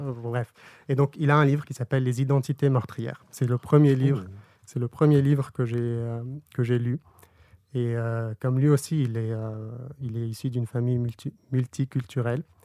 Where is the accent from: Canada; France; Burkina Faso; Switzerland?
Burkina Faso; moved away; also born or lived in Lebanon; J'ai grandi au Burkina Faso en Afrique